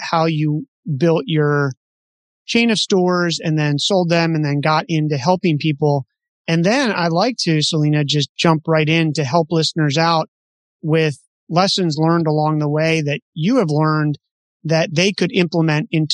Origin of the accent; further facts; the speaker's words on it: East Coast of the United States, United States; now in Half Moon Bay, United States; I grew up on the East Coast of the United States on a farm where in the winter you had to wear boots.